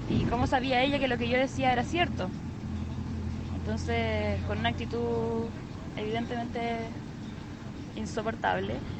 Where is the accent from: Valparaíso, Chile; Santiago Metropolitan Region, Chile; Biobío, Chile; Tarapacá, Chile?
Tarapacá, Chile; Iquique; yo soy de Iquique